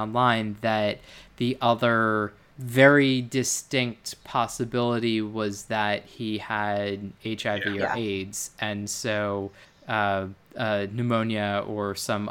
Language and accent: English; Baltimore, Maryland, United States; moved away as an adult; also born or lived in North Carolina; I was born in the South and grew up there